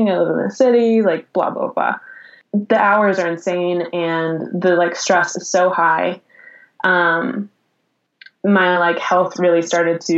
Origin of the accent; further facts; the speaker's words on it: Colorado, United States; moved away as an adult; also born or lived in Los Angeles; I'm going to be doomed to live in my hometown my whole life.